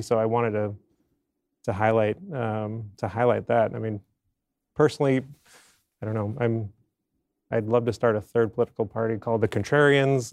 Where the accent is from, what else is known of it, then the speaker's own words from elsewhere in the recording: Maine, United States; moved away; I'm from Maine originally